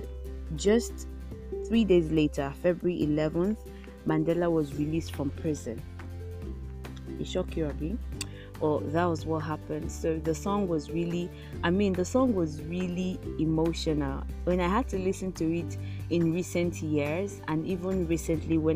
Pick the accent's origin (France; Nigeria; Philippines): Nigeria; As a Nigerian child, growing up